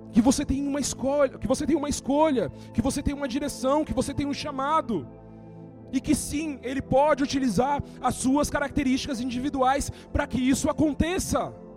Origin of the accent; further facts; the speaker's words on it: São Paulo, Brazil; eu cresci aqui no Capão Redondo